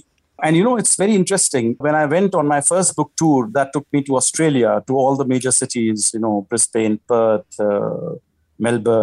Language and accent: English; India; I was writing as an Indian for Indians